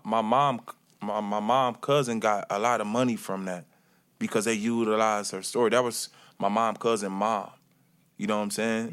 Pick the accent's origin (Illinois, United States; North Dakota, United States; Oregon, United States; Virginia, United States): Illinois, United States; Chicago; moved away; also born or lived in Milwaukee, Wisconsin; I was born from Milwaukee, Wisconsin, in Milwaukee, Wisconsin, and I was raised in Chicago